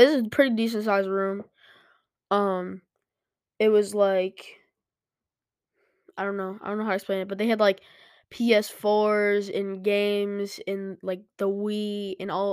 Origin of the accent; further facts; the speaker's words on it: Buffalo, New York, United States; We're from New York. We're not like New York